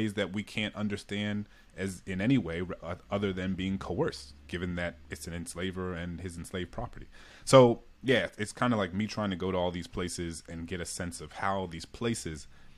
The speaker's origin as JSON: {"language": "English", "region": "the South", "country": "United States", "tie": "born or raised there", "said": "I think for me growing up in the South, it was like slavery was this thing that happened in the South and didn't happen in the North"}